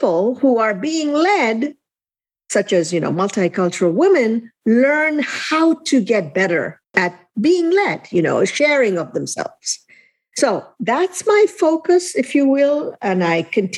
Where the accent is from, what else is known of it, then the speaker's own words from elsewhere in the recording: India; moved away as an adult; also born or lived in Elkhart, Indiana / South Bend, Indiana; now in United States; I was born and raised in India. I landed in Elkhart, Indiana.